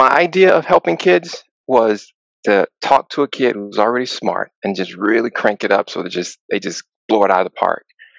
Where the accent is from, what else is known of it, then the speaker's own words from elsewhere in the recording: Atlanta, Georgia, United States; moved away as an adult; also born or lived in Texas; now in Chicago, United States; I currently reside in Chicago, even though I grew up in Atlanta.